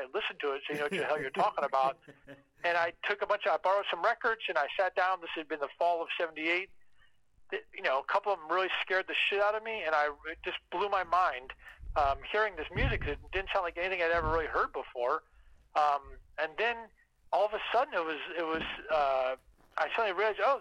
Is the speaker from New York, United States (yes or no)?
no; Washington, District of Columbia, United States; I was born and raised in Washington. I'm actually a fifth-generation Washingtonian native.